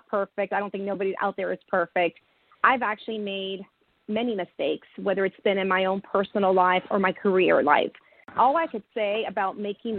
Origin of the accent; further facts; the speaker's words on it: California, United States; now in Houston, United States; I'm from California, even though I'm based in Houston, but I'm from California